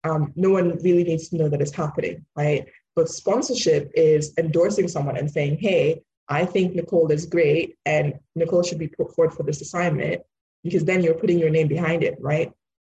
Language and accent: English; Nigeria; born there; also born or lived in United Kingdom; so I'm Nigerian born, but British, so British Nigerian.